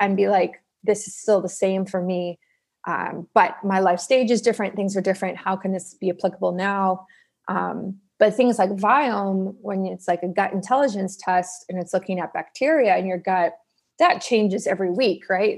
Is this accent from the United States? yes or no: no; Toronto, Ontario, Canada; moved away as an adult; also born or lived in South Africa; now in Vancouver, Canada; we immigrated to the east coast of Canada. So, well, like southeast, so Toronto